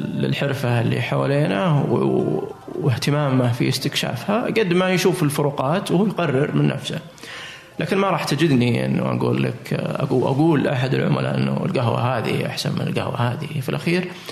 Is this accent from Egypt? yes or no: no; Saudi Arabia; عندنا في السعوديه وفي الخليج ايضا